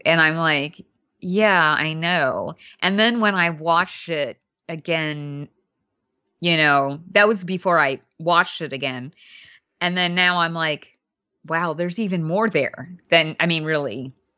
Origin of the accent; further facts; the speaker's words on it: Alabama, United States; also born or lived in Louisiana; I grew up in Alabama, but I spent a lot of time in Louisiana, too.